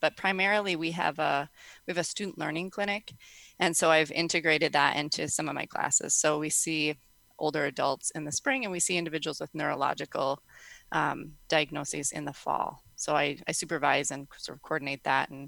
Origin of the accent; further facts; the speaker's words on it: Minnesota, United States; now in South Dakota, United States; I'm a Minnesotan, but I live in South Dakota